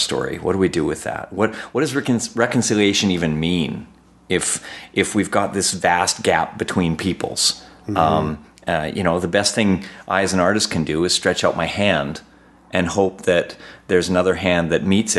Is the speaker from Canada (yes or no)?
yes; Canada; As a Canadian